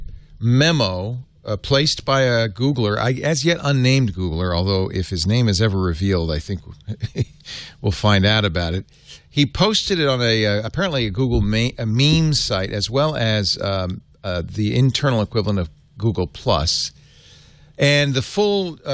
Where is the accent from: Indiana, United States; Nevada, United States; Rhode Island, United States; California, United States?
Rhode Island, United States; Providence; moved away; I grew up in Providence, Rhode Island